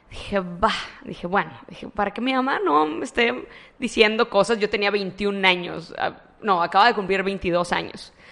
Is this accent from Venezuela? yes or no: no; Matamoros, Tamaulipas, Mexico; Soy originaria de Matamoros.